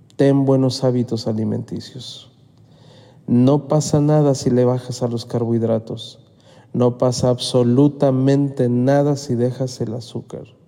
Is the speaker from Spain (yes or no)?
no; Mexico; no me había tocado ver en mi país esa situación de salud